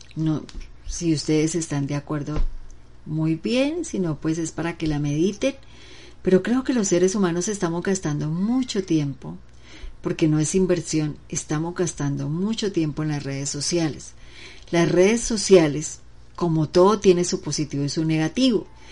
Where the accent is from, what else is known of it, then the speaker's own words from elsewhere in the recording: Bucaramanga, Santander, Colombia; also born or lived in Pamplona, Norte de Santander; mi tierra donde nací, una ciudad muy chica, Pamplona norte de Santander, y le dicen apio, pero acá donde yo vivo en Bucaramanga, bueno, toda mi vida casi más de 40 años he vivido en Bucaramanga